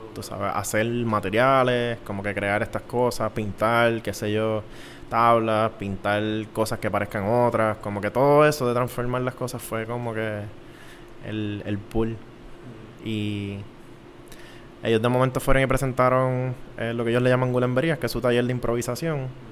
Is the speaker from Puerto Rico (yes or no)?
yes; San Juan, Puerto Rico; yo soy de San Juan